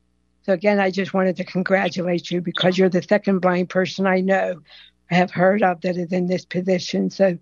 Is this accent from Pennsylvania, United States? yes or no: yes; Pleasant Hills, Pennsylvania, United States; I'm from Pleasant Hills, Pennsylvania